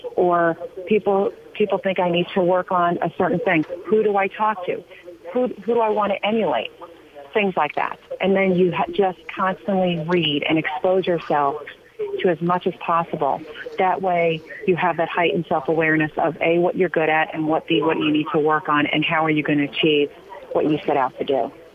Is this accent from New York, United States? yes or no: yes; Long Island, New York, United States; I grew up on Long Island, and uh, like many kids on Long Island, we went fishing